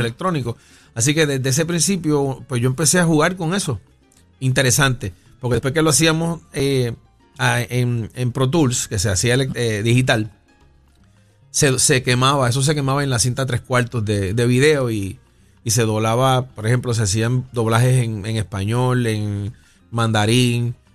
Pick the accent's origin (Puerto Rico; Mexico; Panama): Puerto Rico; San Juan; also born or lived in Río Piedras; yo nací en el barrio Venezuela de Río Piedras y me crié entre Puerto Nuevo, Caparra